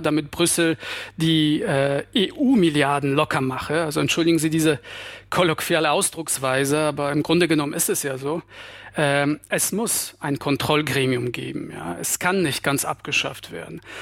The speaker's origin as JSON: {"language": "German", "country": "Poland", "moved": "yes", "lives_now": "Berlin, Germany", "said": "bei uns in Polen"}